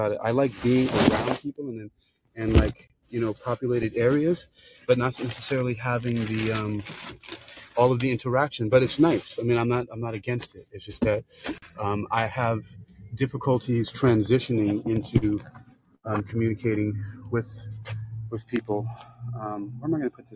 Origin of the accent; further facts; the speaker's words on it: New York City, New York, United States; moved away; also born or lived in Florida / California / China; I grew up in the South Bronx